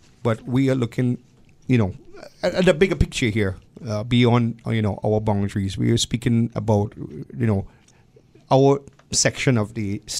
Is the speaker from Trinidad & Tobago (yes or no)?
yes; Trinidad & Tobago